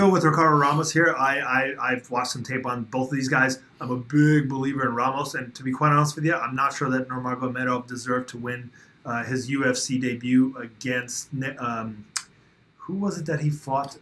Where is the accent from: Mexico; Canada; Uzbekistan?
Uzbekistan; moved away; I was born in in Soviet Uzbekistan